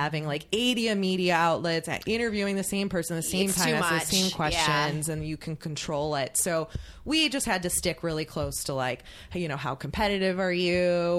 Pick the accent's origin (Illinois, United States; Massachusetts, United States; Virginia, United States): Illinois, United States; Chicago; I'm from Chicago.